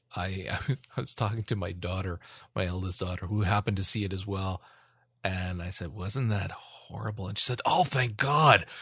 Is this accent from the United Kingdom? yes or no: no; Canada; I'm Canadian